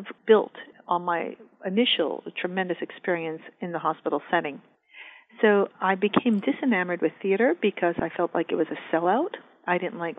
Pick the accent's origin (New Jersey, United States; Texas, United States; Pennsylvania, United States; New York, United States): New York, United States; moved away as an adult; now in Northern California, United States; I'm a New Yorker